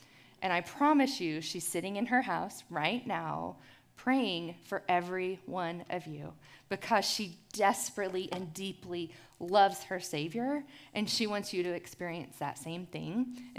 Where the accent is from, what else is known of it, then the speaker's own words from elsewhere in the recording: Houston, Texas, United States; I'm from Houston, Texas, where the humidity ruins my curls, my Mexi-German curls, actually. In Houston, I came to faith in Christ at the age of 16